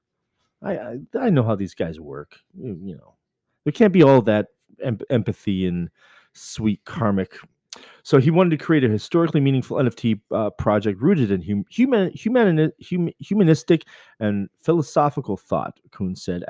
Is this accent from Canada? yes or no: yes; Coquitlam, British Columbia, Canada; I'm from Vancouver, but really I'm from Coquitlam, British Columbia